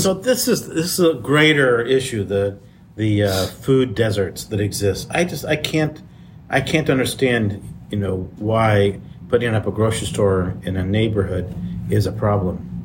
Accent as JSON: {"language": "English", "region": "Midwest", "country": "United States", "tie": "born or raised there", "said": "I grew up in the Midwest."}